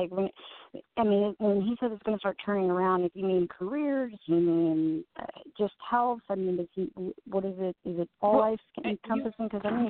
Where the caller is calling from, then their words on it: Washington, District of Columbia, United States; I'm calling from the D.C. metro area.